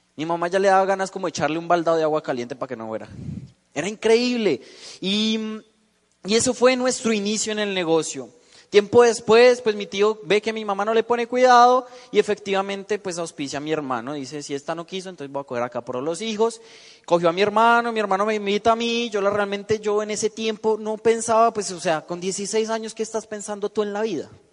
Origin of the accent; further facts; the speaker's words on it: Bogotá, Colombia; yo vengo de la ciudad de Bogotá